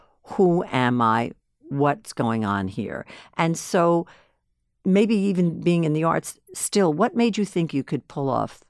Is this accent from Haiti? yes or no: no; South Korea; now in United States; Just because we came from Korea doesn't mean that we